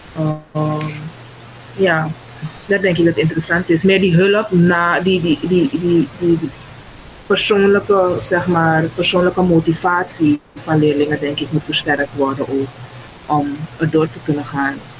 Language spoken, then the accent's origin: Dutch; Suriname; Ik kom uit Suriname